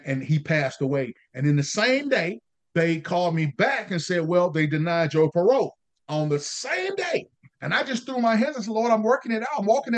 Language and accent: English; Raleigh, North Carolina, United States; Raleigh, North Carolina, which is my hometown